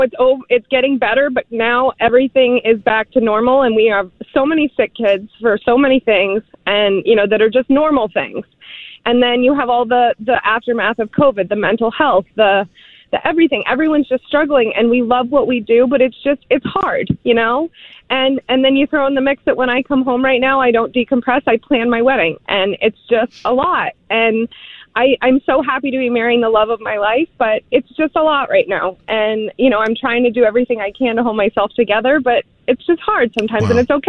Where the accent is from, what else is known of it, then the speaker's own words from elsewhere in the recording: Jacksonville, Florida, United States; now in Kittery, United States; Well, I live in Kittery, Maine, but I lived in Jacksonville for 15 years.